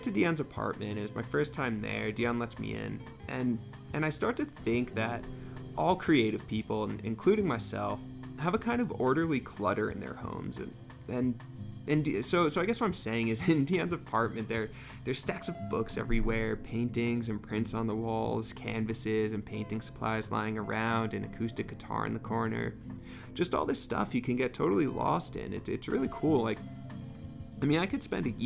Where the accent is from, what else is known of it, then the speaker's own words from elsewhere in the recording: Northeast, United States; now in New Mexico, United States; I grew up in the Northeast where everything is much more claustrophobic